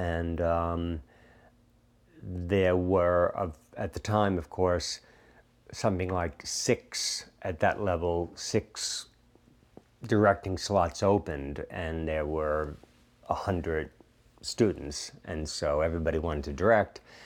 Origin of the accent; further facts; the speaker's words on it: New York, United States; moved away as an adult; growing up in New York